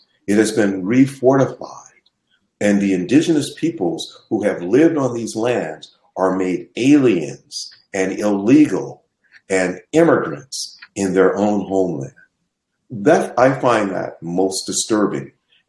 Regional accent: Los Angeles, California, United States; now in San Diego, United States; And the community in which I grew up was actually developed by an African-American woman, Mrs. Grant, who also hired an African-American architect. And they constructed a community of George Washington Carver Manor

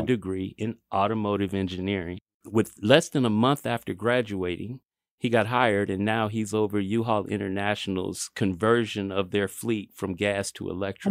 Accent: Kansas City, United States; we're all here from Kansas City, Kansas, and Kansas City, Missouri

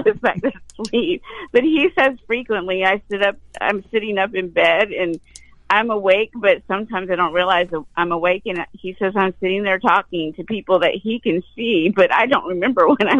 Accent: the South, United States; I was born in the South

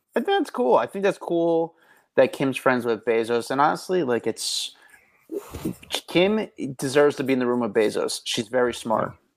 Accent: New Jersey, United States; I'm from Jersey

